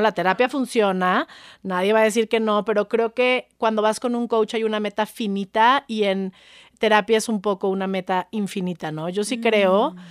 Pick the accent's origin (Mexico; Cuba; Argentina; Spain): Mexico; soy mexicana, soy pocha, em, de mamá gringa, papá mexicano, y mm, amo mi país